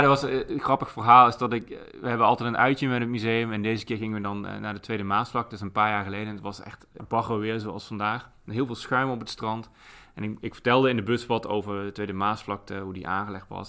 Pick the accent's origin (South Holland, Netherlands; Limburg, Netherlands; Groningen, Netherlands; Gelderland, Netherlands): Limburg, Netherlands; moved away; ik kom zelf uit Limburg